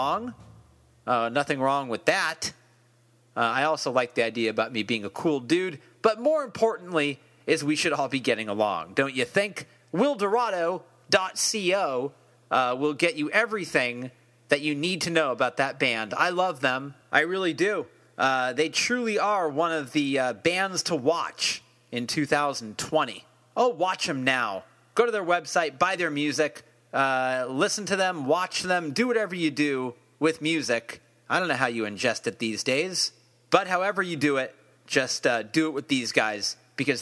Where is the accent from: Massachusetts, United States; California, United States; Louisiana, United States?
California, United States; Bay Area; I'm here from the Bay Area